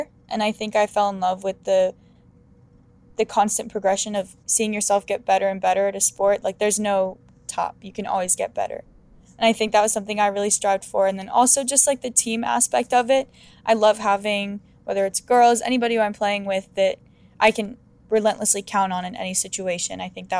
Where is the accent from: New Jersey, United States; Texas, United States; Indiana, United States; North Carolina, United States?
North Carolina, United States; also born or lived in Arizona / California; I was born in Arizona, and then around 3 years old, I moved to North Carolina. I went to 2 different schools during the time that I was in North Carolina. And then I moved to California and went to 2 different schools there.